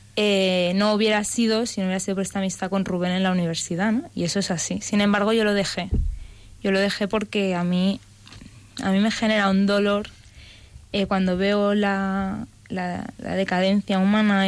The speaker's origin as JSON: {"language": "Spanish", "town": "Barcelona", "region": "Catalonia", "country": "Spain", "moved": "as an adult", "lives_now": "Madrid, Spain", "said": "soy de Barcelona y llevo ya tres años en Madrid"}